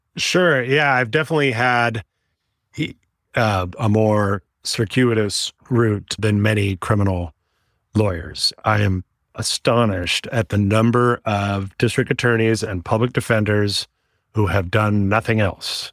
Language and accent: English; Oakland, California, United States; also born or lived in San Diego; I was born and raised in Oakland, California. I'm a local kid.